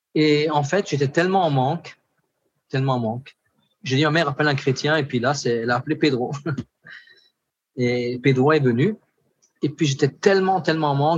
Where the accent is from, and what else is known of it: Alsace, Grand Est, France; born or raised there; moved away as an adult; now in French Guiana